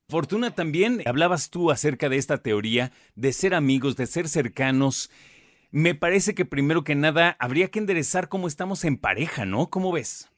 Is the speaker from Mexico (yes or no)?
yes; Mexico; a nosotros como mexicanos